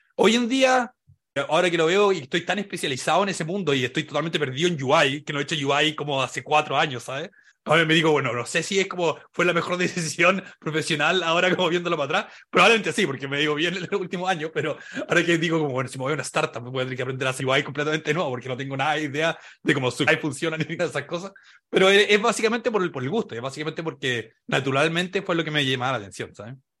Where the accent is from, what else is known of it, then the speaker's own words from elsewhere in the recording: Valdivia, Los Ríos, Chile; moved away as an adult; also born or lived in San Francisco, United States / Seattle, United States / Santiago, Chile; yo soy, soy de Valdía